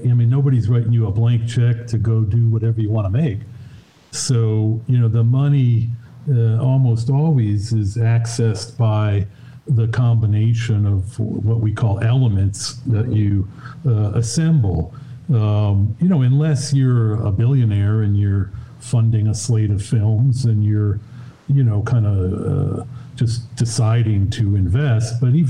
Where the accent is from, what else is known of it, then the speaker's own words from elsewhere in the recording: Chicago, Illinois, United States; Yeah, I was a guy who was going down to the Parkway Cinema, the Grindhouse.